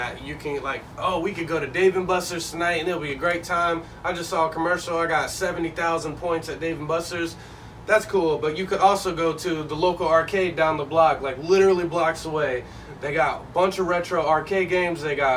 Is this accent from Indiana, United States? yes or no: yes; Indianapolis, Indiana, United States; moved away as an adult; also born or lived in Evansville, Indiana; now in Jacksonville, United States; I'm from Indianapolis, but I moved here from the third largest city in Indiana